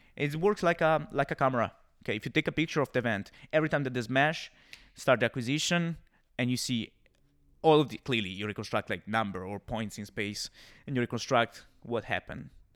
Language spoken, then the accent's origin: English; Siena, Tuscany, Italy; English is a second language; moved away as an adult; Siena is my hometown. I'm from Siena.